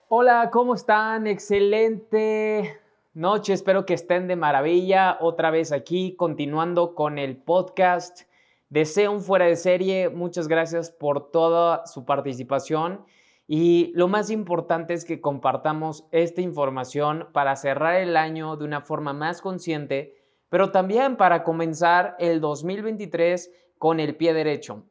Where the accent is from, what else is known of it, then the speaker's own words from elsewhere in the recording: Mexico; mexicano, emprendedor y empresario